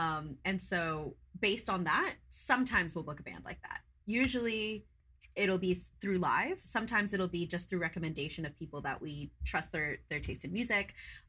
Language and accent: English; London, United Kingdom; when I'm thinking like teen angst, like growing up in London, like this is what I love to listen to.